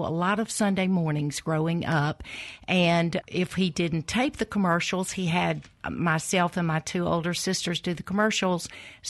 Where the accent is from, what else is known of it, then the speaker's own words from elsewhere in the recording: Columbus, Mississippi, United States; It is. It's still home. Yeah. I was born and reared in Columbus, Mississippi.